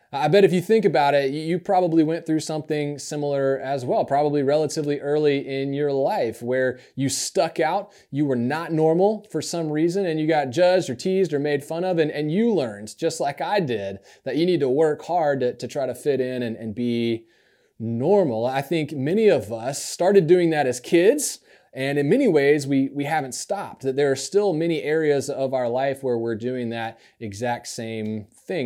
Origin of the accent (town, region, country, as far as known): upstate New York, United States; born or raised there; also born or lived in Alabama